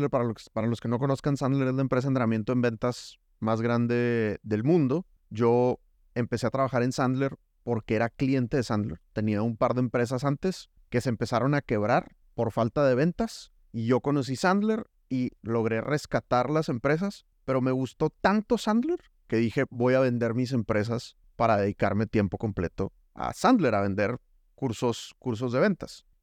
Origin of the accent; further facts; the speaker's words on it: Nuevo León, Mexico; moved away as an adult; now in Colombia; Soy mexicolombiano, exacto. Mi matrimonio es 98% colombiano en cuanto a que nos casamos y a los seis meses nos fuimos a vivir allá